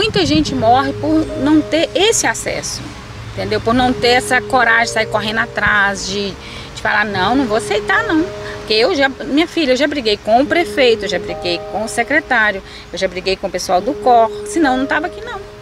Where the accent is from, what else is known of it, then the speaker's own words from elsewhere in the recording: Ipatinga, Minas Gerais, Brazil; eu sou de Patinga